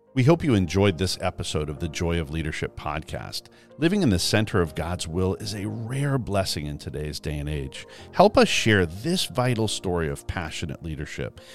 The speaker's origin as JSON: {"language": "English", "region": "Eastern Canada", "country": "Canada", "tie": "born or raised there", "said": "I grew up in Eastern Canada"}